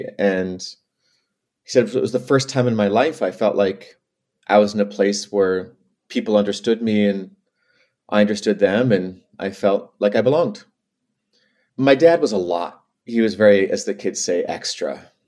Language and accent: English; Leech Lake Reservation, Minnesota, United States; half Jewish, half Native, growing up in the Native community, growing up at Leech Lake Reservation